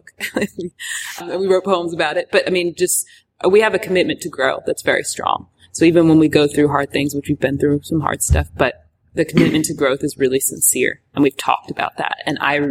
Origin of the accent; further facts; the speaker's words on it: Richmond, Virginia, United States; moved away as an adult; now in Atlanta, United States; Richmond, Virginia, where we're from